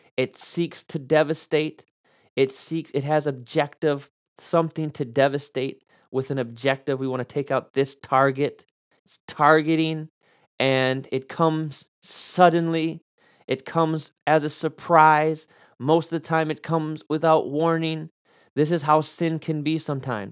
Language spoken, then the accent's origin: English; United States; I'm an American